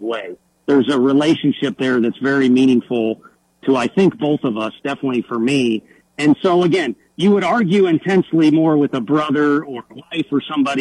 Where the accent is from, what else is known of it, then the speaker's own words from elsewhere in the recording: St. Louis, Missouri, United States; moved away; growing up in St. Louis